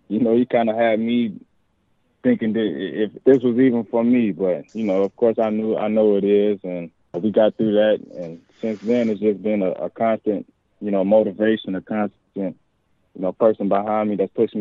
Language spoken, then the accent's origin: English; Louisville, Kentucky, United States; moved away; I'm in my hometown, the same stadium that I used to go to youth camps in at, you know, 6, 7 years old